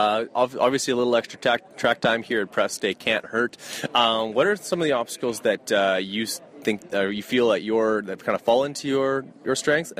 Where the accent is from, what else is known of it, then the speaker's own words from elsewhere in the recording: Canada; Not super cold here in my neck of the woods. I'm from Canada.